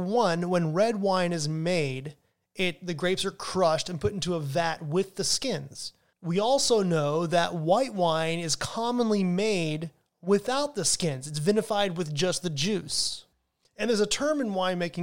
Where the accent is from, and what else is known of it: United States